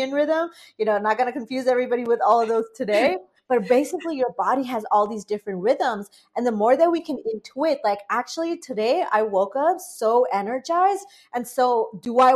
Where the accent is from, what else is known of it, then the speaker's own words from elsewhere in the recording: Bangladesh; now in United States; I'm an immigrant to the United States. I grew up in Bangladesh for, you know, many years.